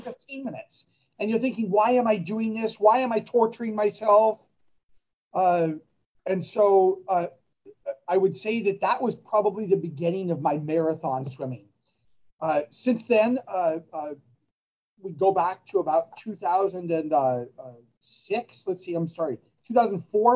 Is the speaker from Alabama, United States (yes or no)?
no; Southern California, United States; bred, raised, and, and, and uh, growing up in Southern California